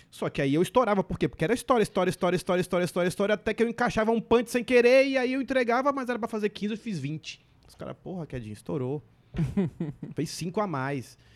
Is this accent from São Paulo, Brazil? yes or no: no; Curitiba, Paraná, Brazil; born there; eu nasci em Curitiba e em Curitiba de Negão tem eu e só.